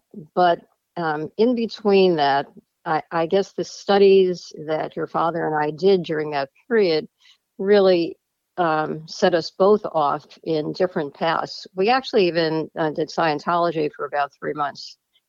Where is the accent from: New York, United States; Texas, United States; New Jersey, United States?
New York, United States; Scarsdale; also born or lived in Boston, Massachusetts; I grew up in Scarsdale, New York.